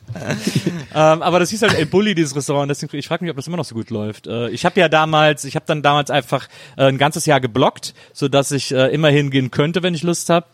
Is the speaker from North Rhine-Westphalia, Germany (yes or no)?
yes; Bonn, North Rhine-Westphalia, Germany; Aus Bonn, meiner Geburtsstadt